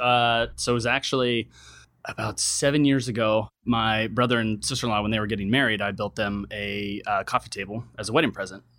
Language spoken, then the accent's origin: English; Reno, Nevada, United States; moved away as an adult; also born or lived in San Diego; now in San Francisco, United States; I was born and raised in Reno, Nevada